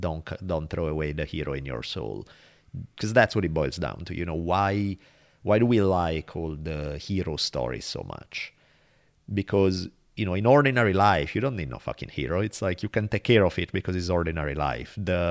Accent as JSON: {"language": "English", "country": "Italy", "accent": "Italian", "said": "I have an Italian accent."}